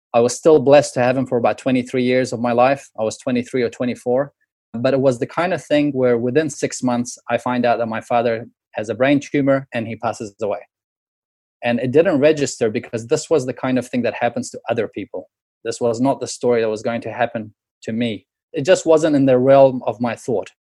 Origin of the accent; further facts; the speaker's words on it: New Zealand; moved away; growing up in New Zealand